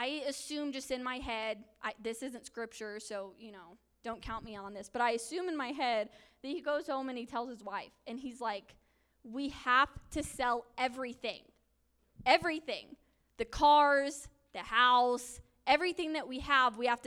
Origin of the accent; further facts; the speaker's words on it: Colorado Springs, Colorado, United States; I was born and raised in Colorado Springs, so I'm a Colorado native